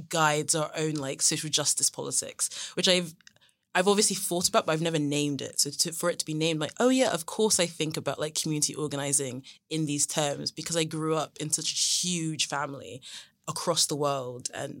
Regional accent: Nigeria; because I'm Nigerian, and it's very much of the Nigerian spirit to be antagonistic

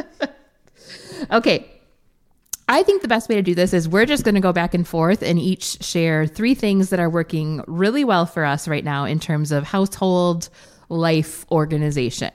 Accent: Wisconsin, United States; we're from Wisconsin

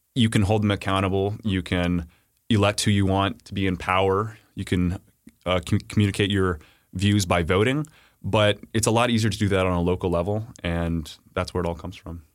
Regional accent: Texas, United States; growing up in Texas

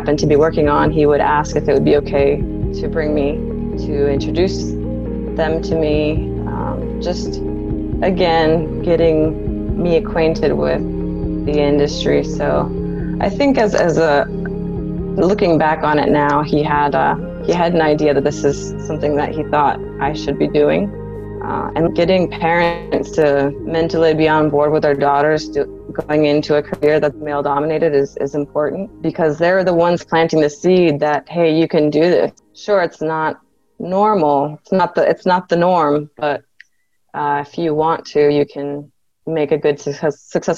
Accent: San Diego, California, United States; My father did work at a shipyard as I was growing up in San Diego, California.

